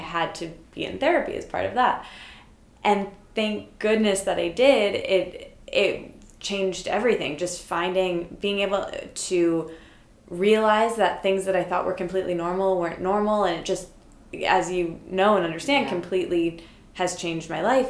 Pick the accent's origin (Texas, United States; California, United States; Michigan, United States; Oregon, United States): Michigan, United States; I grew up in Michigan